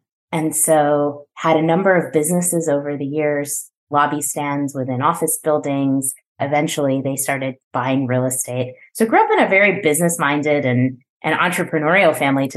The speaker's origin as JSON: {"language": "English", "region": "New Jersey", "country": "United States", "tie": "born or raised there", "said": "I am born and raised in New Jersey, which is where I live today"}